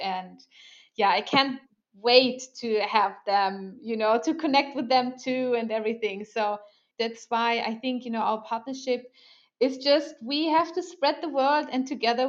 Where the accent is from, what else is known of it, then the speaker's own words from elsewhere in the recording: Germany; born there; English is a second language; also born or lived in Sweden; You know, I will do the same for my home country. I know I'm born in Germany, but whatever. I feel Swedish.